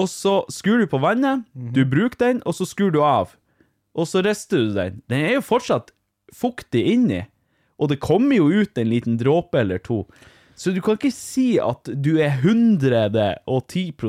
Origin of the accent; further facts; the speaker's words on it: Vardø, Finnmark, Norway; Jeg er jo fra Vardø